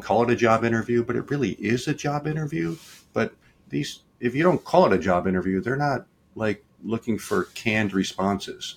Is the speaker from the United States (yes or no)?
yes; Detroit, Michigan, United States; now in Richmond, United States; I grew up in Detroit.